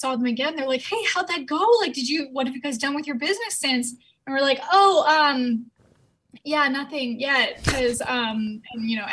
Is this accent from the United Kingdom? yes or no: no; Canada; I'm from Canada